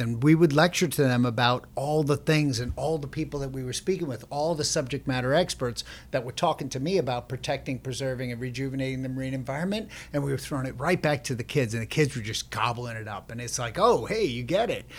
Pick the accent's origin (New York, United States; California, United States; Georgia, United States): New York, United States; Long Island; we grew up on Long Island